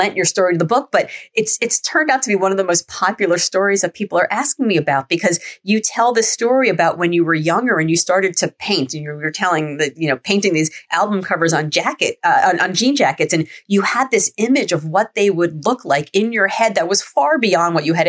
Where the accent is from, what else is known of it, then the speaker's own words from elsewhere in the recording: Miami, Florida, United States; growing up in Miami